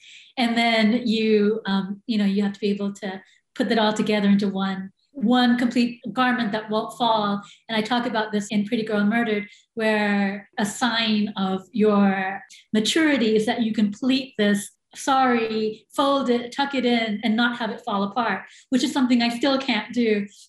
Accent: United States; I mean, I think I'm American, and I definitely identify as a Sri Lankan American, but I think that I can be identified as American anywhere that I go. I think my worldview is very American in so many ways. I sound American.

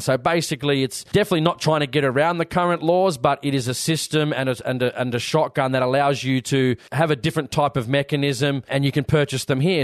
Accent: Sydney, New South Wales, Australia; I'm from New South Wales, so from Sydney

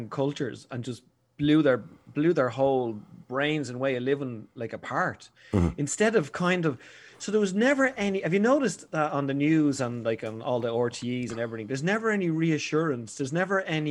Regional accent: Dublin, Leinster, Ireland; I'm from Ballinteer, and I spent most of my childhood up there.

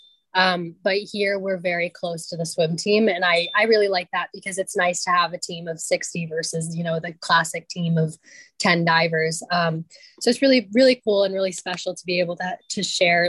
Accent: Tucson, Arizona, United States; I grew up in the Tucson community

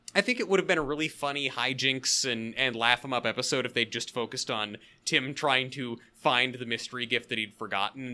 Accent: the Northwest, Pacific Northwest, United States; I grew up in the Northwest

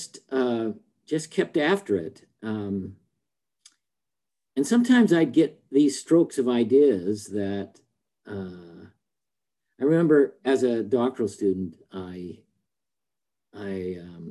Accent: Salt Lake City, Utah, United States; I grew up in Salt Lake City, Utah

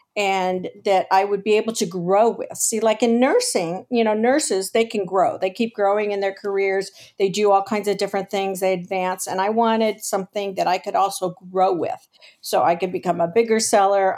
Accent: Los Angeles, California, United States; now in San Diego, United States; I was actually born and raised in Los Angeles.

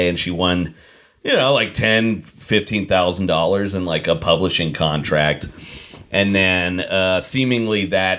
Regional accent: Portland, United States; born and raised in Portland

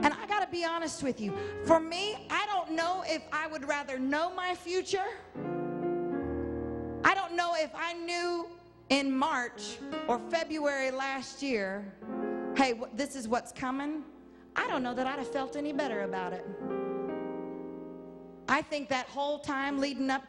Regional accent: the South, United States; I grew up in the South

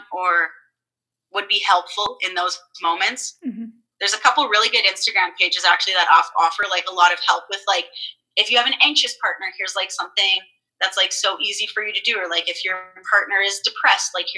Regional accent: Vancouver, British Columbia, Canada; also born or lived in Port Coquitlam, British Columbia; I'm from Vancouver, but I lived in, like, a suburbia called Port Coquitlam

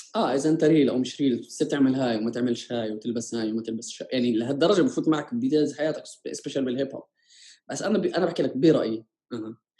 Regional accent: Jordan; انا جاي من الاردن بلد نامي ورايح على اوروبا

